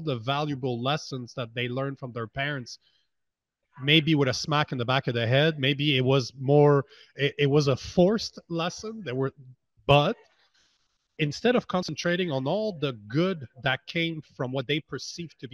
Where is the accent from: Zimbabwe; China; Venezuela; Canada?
Canada; I'm from Canada